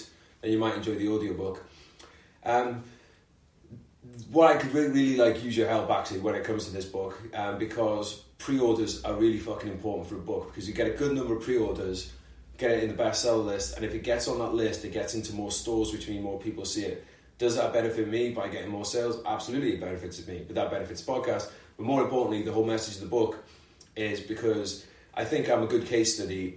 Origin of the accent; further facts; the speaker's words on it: London, United Kingdom; We're both from London